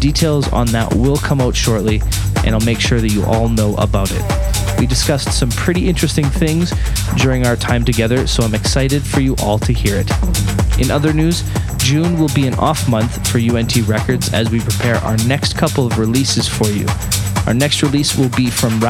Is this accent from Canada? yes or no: yes; Winnipeg, Manitoba, Canada; moved away; my hometown of Winnipeg in Canada